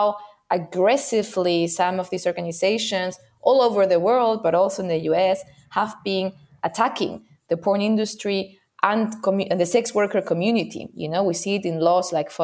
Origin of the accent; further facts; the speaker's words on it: Spain; I come from Spain